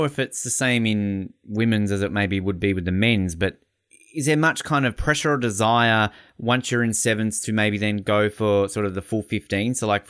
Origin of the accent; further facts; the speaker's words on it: Tasmania, Australia; I grew up in Tasmania, so rugby clearly wasn't the biggest sport for me.